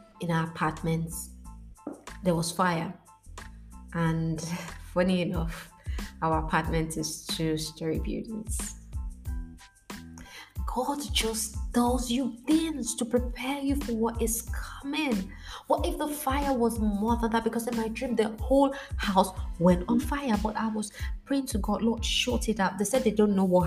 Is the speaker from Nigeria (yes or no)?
yes; Nigeria; the street I grew up in Nigeria